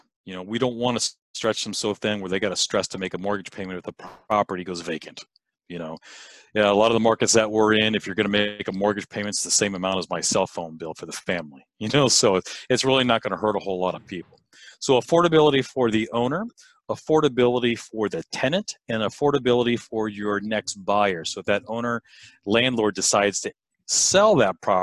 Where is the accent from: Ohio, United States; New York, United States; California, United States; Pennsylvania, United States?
California, United States; I live born and raised in California. My office is in Southern California